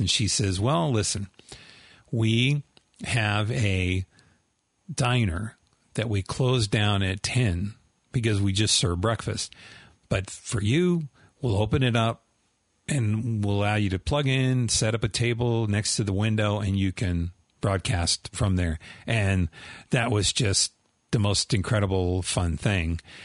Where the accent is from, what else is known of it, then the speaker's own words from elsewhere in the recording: Southern California, United States; I grew up in Southern California